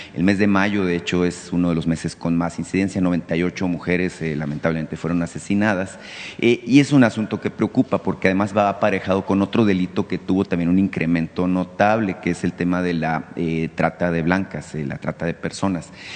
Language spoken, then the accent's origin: Spanish; Mexico; como mexicanos